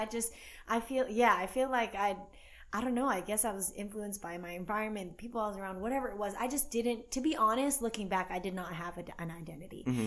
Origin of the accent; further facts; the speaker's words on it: Atlanta, Georgia, United States; growing up in Atlanta, Georgia